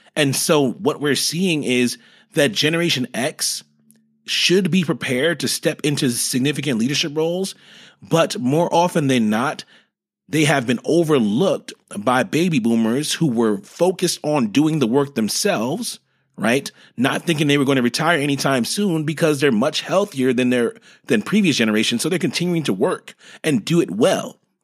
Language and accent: English; New York, United States; moved away as an adult; now in Dallas, United States; I'm originally from New York